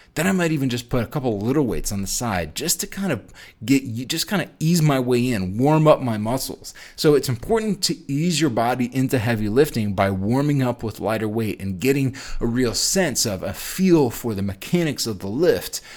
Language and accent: English; New York, United States; moved away as an adult; also born or lived in Chicago, Illinois; I'm, I'm from New York, and we didn't have Chipotle out there in New York at the time, and I moved to Midwest.